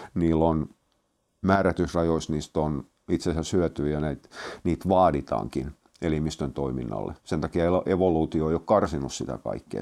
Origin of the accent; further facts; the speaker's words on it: Turku, Southwest Finland, Finland; mä oon turkulainen